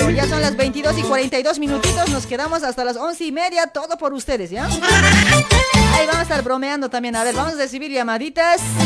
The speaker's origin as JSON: {"language": "Spanish", "town": "Luribay", "region": "La Paz", "country": "Bolivia", "tie": "born or raised there", "moved": "yes", "lives_now": "Buenos Aires, Argentina", "said": "para mi pueblito de Asamo, para Luribay"}